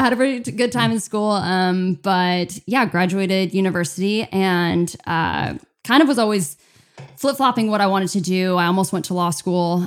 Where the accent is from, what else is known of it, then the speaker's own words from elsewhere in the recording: California, United States; also born or lived in Chicago, Illinois; I'm American. Uh, uh-huh. Born Chicago, moved over to California when I was just a baby with my family